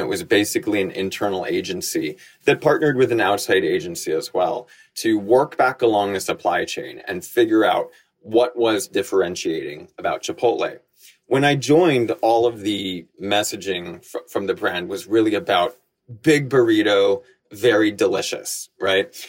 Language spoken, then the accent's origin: English; Connecticut, United States; also born or lived in Bangkok, Thailand / New York; I was born in Bangkok. My mom is Thai, my dad was American, and I grew up going to school in Connecticut. So I came here to the States in time for school.